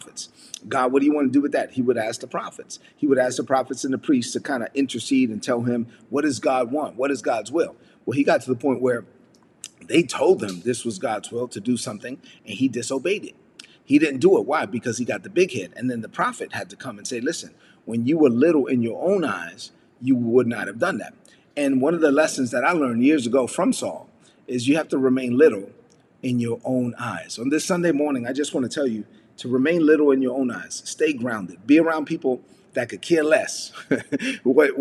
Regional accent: New York City, New York, United States; moved away; I'm a son of immigrant parents from the Dominican Republic, born and raised in Brooklyn, New York

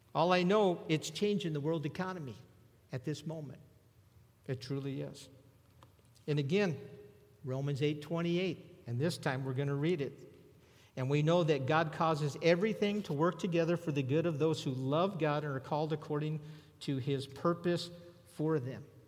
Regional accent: Southern California, United States; I'm a native Southern California.

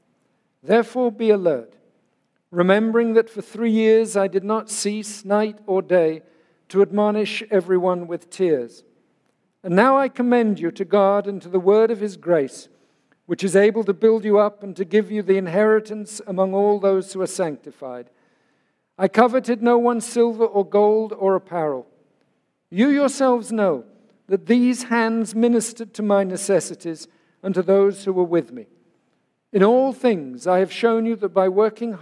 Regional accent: England, United Kingdom; moved away; an Englishman who was raised to believe that boys don't cry

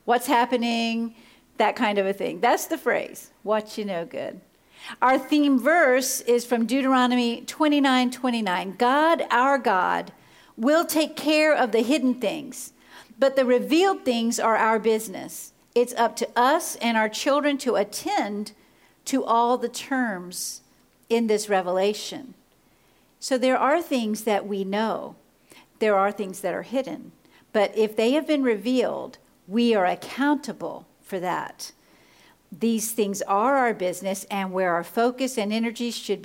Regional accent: Florida, United States; I grew up in Florida

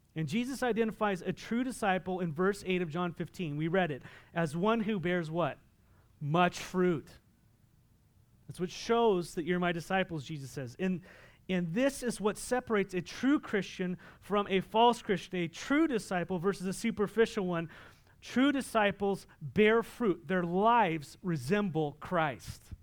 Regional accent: Southern California, United States; moved away; I'm from Southern California

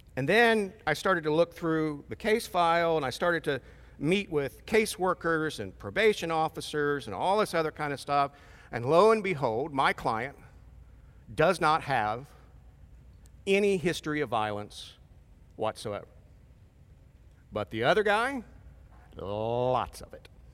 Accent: Portsmouth, Ohio, United States; moved away; I'm from Portsmouth.

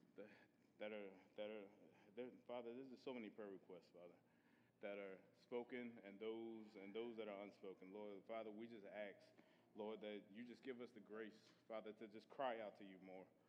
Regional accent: Philadelphia, Pennsylvania, United States; moved away; I'm from Philadelphia, Pennsylvania

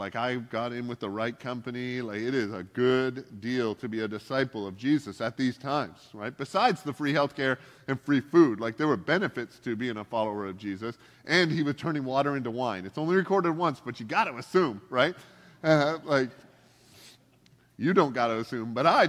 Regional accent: Canada; now in United States; I'm here on a green card and I'm from Canada

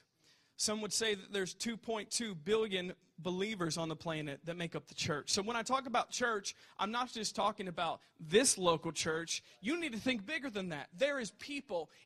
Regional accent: United States; we're a Christian before we're American

